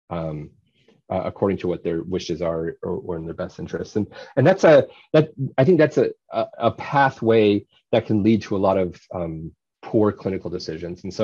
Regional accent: Indiana, United States; I've had this goal since I was a little kid growing up in Indiana.

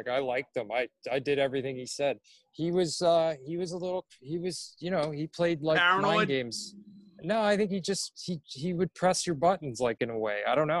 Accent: Coal Harbour, Nova Scotia, Canada; I grew up in Coal Harbour, Nova Scotia, so I watched those guys play in the Nova Scotia Junior League, which was like one of the best.

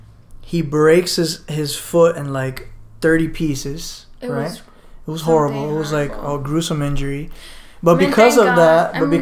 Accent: Barranquilla, Atlántico, Colombia; No, I'm a family friend. I'm from Barranquilla.

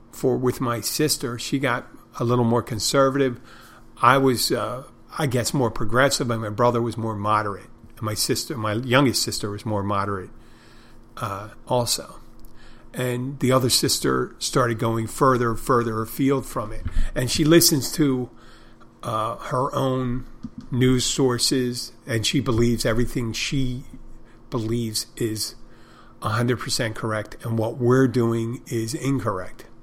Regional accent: Odenton, Maryland, United States; I'm from I'm from Odenton, Maryland. Originally.

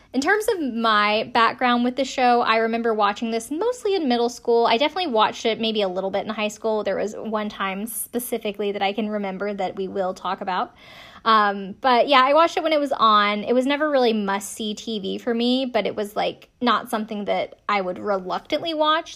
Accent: Greenville, South Carolina, United States; moved away as an adult; we're from the same hometown

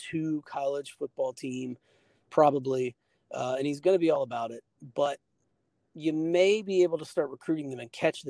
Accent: Florida, United States; I grew up in Florida.

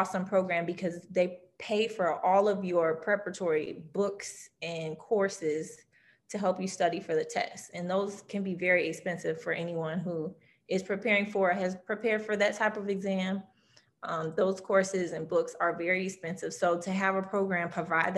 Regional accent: Louisiana, United States; LSU, which is my home state. I'm from Louisiana

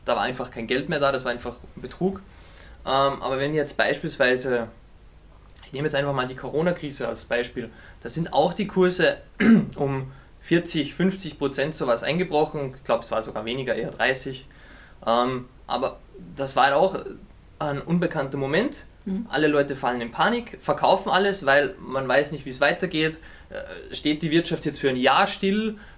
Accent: Austria; ich komme aus Österreich

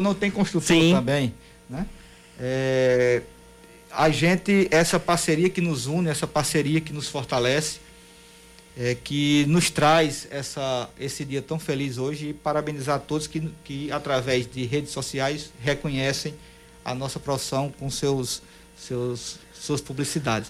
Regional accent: Patos, Paraíba, Brazil; eu não sou de João Pessoa, eu sou patuense

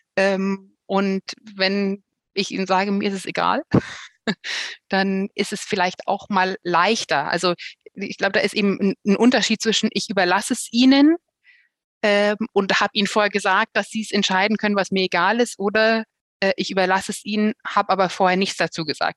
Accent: Bavaria, Germany; hier bei uns in Bayern

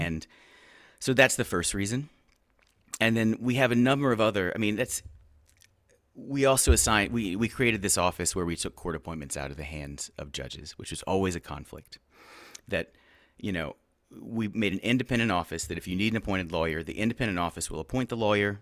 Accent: Houston, Texas, United States; I, uh, am from Houston. I grew up in the, the Montrose, um, neighborhood.

